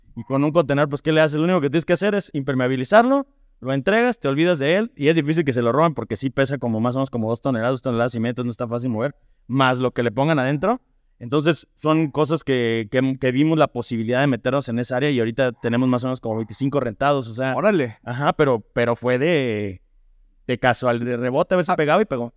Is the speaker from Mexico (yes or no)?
yes; Irapuato, Guanajuato, Mexico; moved away as an adult; also born or lived in Ajusco / New Zealand; now in León, Mexico; yo soy originario de Irapuato, eh, estudié ya la, la primaria en el colegio Pedro Martínez Vázquez